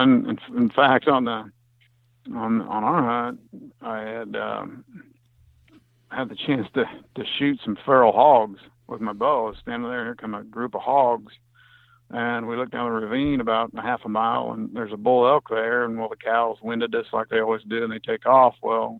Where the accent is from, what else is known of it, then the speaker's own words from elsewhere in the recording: Kansas, United States; No, I'm from Kansas.